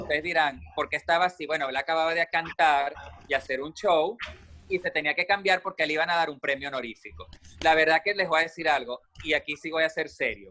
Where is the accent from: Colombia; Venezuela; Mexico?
Venezuela; Yo soy de Venezuela